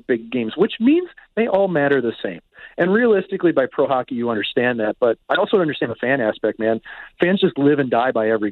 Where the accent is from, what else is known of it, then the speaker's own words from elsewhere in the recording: Kirkwood, Missouri, United States; I grew up with Kirkwood being an outdoor rink